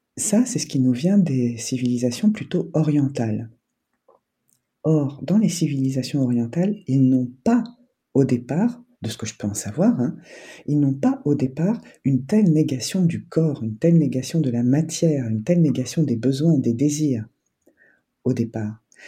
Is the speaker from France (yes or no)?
yes; France; je suis né en France